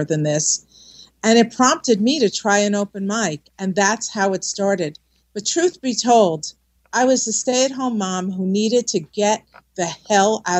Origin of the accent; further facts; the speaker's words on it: New Jersey, United States; accent: Jersey; my Jersey accent